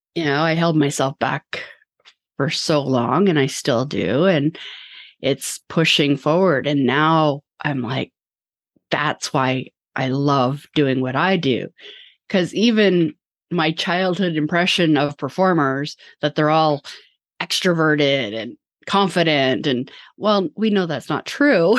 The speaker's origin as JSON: {"language": "English", "town": "Vancouver", "region": "British Columbia", "country": "Canada", "moved": "yes", "lives_now": "Toronto, Canada", "said": "I'm from Vancouver as well"}